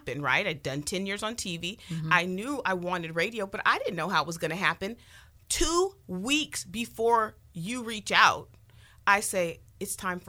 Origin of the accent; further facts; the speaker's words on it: San Francisco, California, United States; also born or lived in Sacramento, California; now in Southern California, United States; I'm originally a Bay Area girl, born in San Francisco, Vallejo